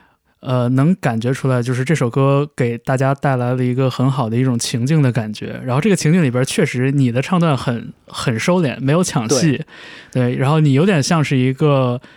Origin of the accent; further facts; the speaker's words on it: northern China, China; 因为可能我是北方人，我对成都其实没有那么的熟，